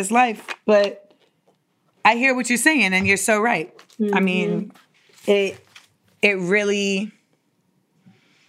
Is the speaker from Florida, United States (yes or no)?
yes; Florida, United States; I'm from Florida